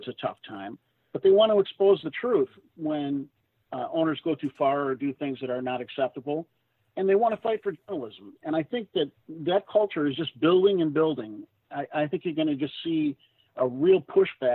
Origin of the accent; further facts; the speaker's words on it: St. Paul, Minnesota, United States; moved away as an adult; my hometown paper, St. Paul